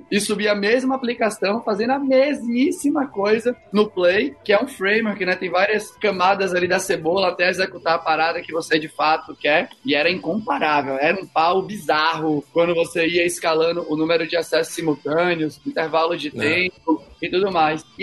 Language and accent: Portuguese; Salvador, Bahia, Brazil